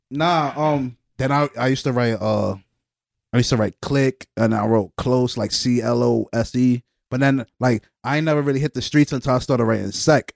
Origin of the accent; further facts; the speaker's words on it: New York City, New York, United States; I'm from Brooklyn, man